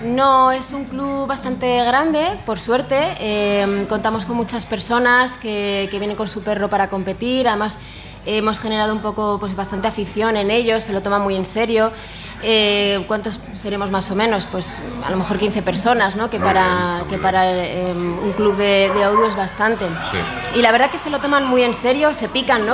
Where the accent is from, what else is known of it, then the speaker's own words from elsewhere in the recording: Madrid, Community of Madrid, Spain; now in Alicante, Spain; yo por ejemplo que soy de Madrid